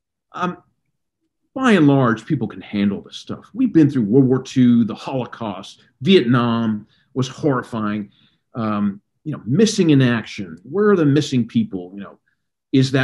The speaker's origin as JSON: {"language": "English", "region": "the South", "country": "United States", "said": "as a Southerner"}